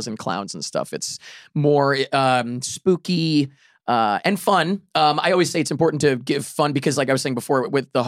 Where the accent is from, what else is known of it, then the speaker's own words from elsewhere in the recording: New York, United States; New York is home base. I'm from New York